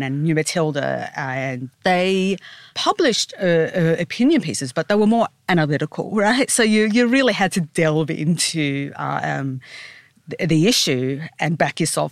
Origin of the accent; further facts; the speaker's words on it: Sydney, New South Wales, Australia; I grew up in Sydney, and at first I did the usual going from, you know, straight from high school to university